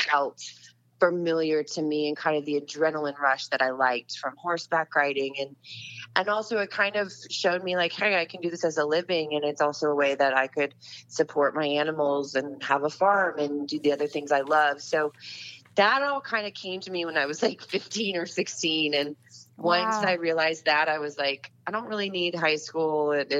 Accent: Winter Park, Florida, United States; I mean, it's good as any other town to grow up in, I guess. No, Winter Park is really charming. It has it's a very kind of unique town.

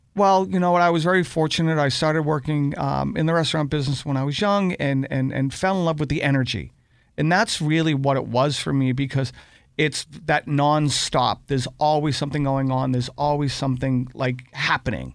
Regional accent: Boston, Massachusetts, United States; growing up in Dorchester

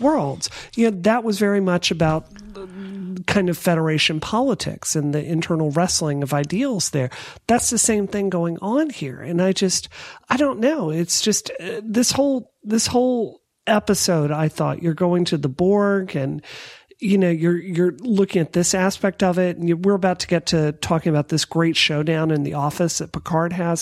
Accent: Mississippi, United States; I grew up in Mississippi.

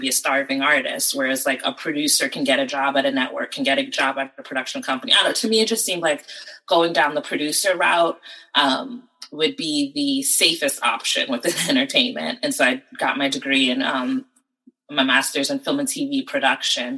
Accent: United States; also born or lived in Connecticut / New Jersey / Pennsylvania; Between New Jersey and Connecticut. My father lived in Connecticut, so, you know, I would spend summers and vacations with my father, and then I ended up going to high school in Connecticut

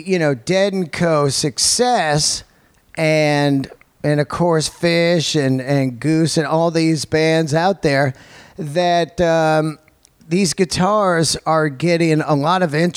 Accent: Bay Area, California, United States; I grew up in the Bay Area

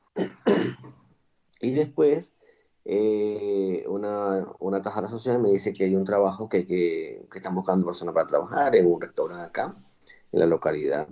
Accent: Boconó, Trujillo, Venezuela; moved away as an adult; also born or lived in Madrid, Spain / Valencia, Spain; now in Cartagena, Spain; vengo de Venezuela, de un pueblo que se llama Boconó, del estado Trujillo, al occidente del país, en la región andina

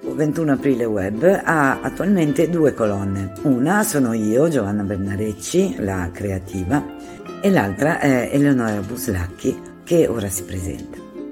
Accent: Genoa, Liguria, Italy; sono di Genova

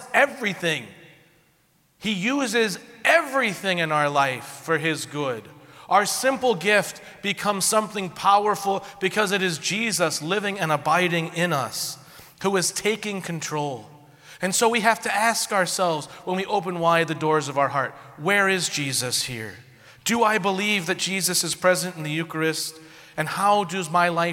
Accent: St. Louis, Missouri, United States; also born or lived in southern Indiana; now in Indiana, United States; I'm from St. Louis

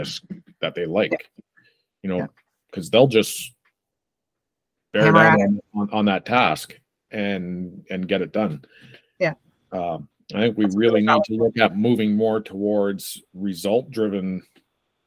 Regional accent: north of Timmins, rural Northern Ontario, Canada; growing up in Northern, like rural Northern Ontario, like, you know, north of Timmins area

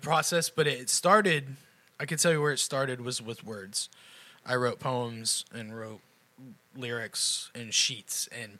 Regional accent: Central Florida, United States; I grew up in Central Florida

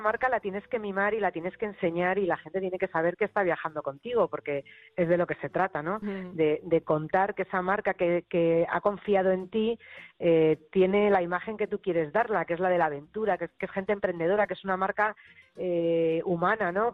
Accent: Madrid, Community of Madrid, Spain; como buena madrileña

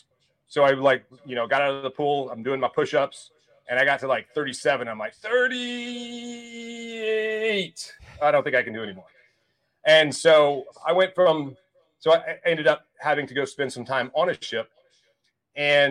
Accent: Mississippi, United States; I grew up in Mississippi

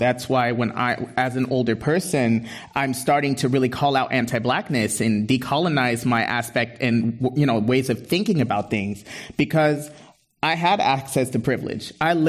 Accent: Berkeley, California, United States; growing up in Berkeley, I went to Berkeley High School.

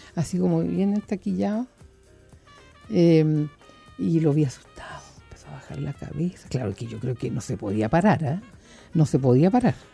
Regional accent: Puerto Montt, Los Lagos, Chile; moved away; la gente de mi tierra, de Puerto Montt

